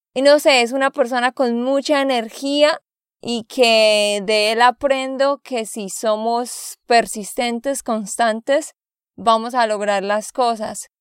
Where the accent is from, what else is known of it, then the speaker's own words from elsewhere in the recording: Santander, Colombia; de Santander, Colombia